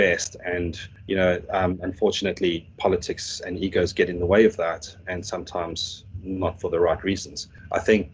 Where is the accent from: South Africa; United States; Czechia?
South Africa; moved away; I'm South African, so we call our school grading system slightly different